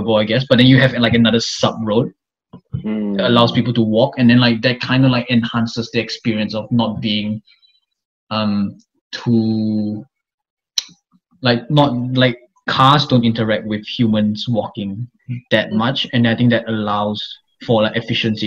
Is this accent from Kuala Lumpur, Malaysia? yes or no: yes; Kuala Lumpur, Malaysia; moved away as an adult; now in Melbourne, Australia; I'm from Kuala Lumpur.